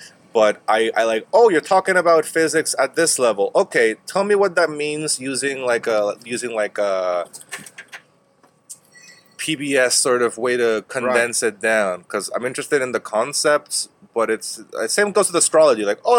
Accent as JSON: {"language": "English", "country": "Panama", "tie": "born there", "also_born_or_lived": "California, United States", "said": "I was born in Panama in a U.S. military base."}